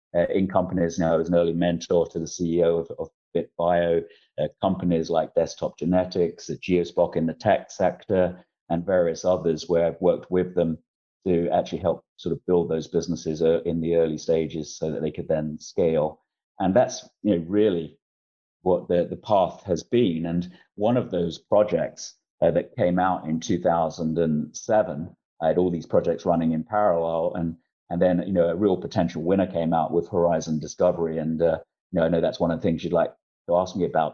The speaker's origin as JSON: {"language": "English", "region": "London", "country": "United Kingdom", "tie": "born or raised there", "also_born_or_lived": "Isle of Dogs, London / Essex", "moved": "yes", "said": "I was born in Eastender, son of a, a cleaner and, and, a builder who was an ex-con, grew up in Bow, East London, and then the Isle of Dogs"}